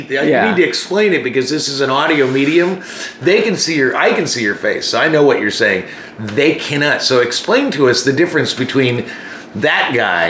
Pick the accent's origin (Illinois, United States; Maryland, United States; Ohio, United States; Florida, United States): Illinois, United States; Chicago; Chicago's always going to be probably my hometown.